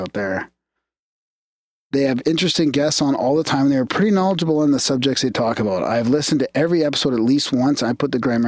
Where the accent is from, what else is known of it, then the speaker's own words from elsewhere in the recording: Canada; we're Canadian